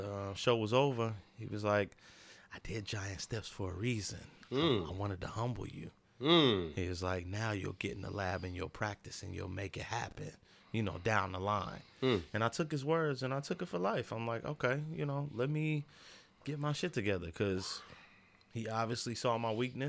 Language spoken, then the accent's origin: English; Muncie, Indiana, United States; moved away as an adult; also born or lived in the South; now in Rhode Island, United States; It happens every 4 years in my hometown.